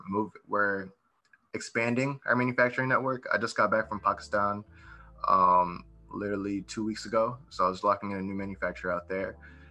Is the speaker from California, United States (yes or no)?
no; New York, United States; born there; also born or lived in Ohio / Florida; now in Texas, United States; So I was born in New York, and then from there I moved to Ohio, and then from Ohio I moved to Texas